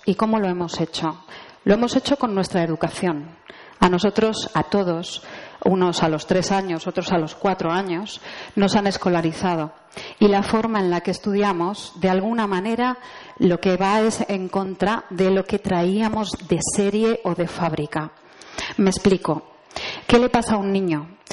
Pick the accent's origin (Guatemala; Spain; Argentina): Spain